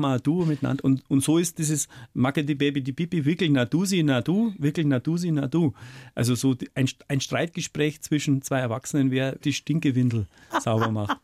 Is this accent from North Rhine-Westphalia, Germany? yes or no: no; Bavaria, Germany; als Bayer